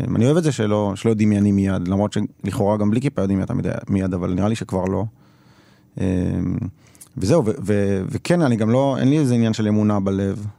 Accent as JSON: {"language": "Hebrew", "town": "Jerusalem", "region": "Jerusalem District", "country": "Israel", "tie": "born or raised there", "said": "אני גדלתי בסביבה"}